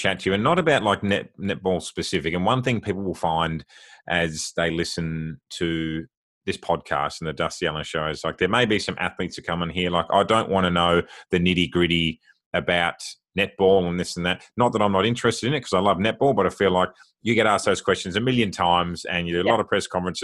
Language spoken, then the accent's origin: English; Australia; I'm Australian